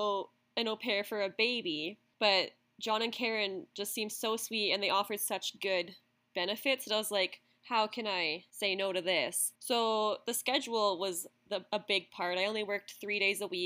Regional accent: Russell, Manitoba, Canada; also born or lived in Australia / Guatemala / Scotland; I'm from Canada.

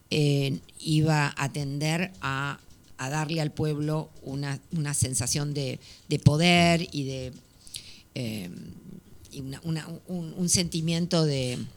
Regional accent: Buenos Aires, Argentina; baila tan bien como cualquier porteño o porteña o bonaerense, mm. como, en mi caso.

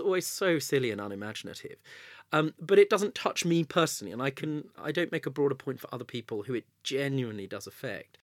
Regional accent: Southgate, London, United Kingdom; I grew up in Southgate

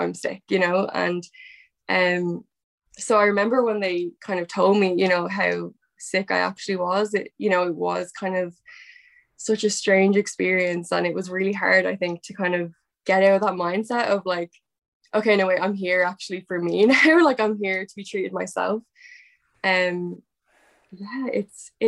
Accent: Dublin, Leinster, Ireland; I'm 23 and I'm from Dublin, Ireland.

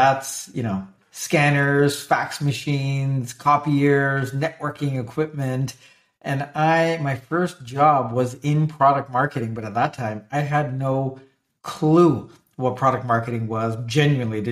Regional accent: Canada; I'm Canadian

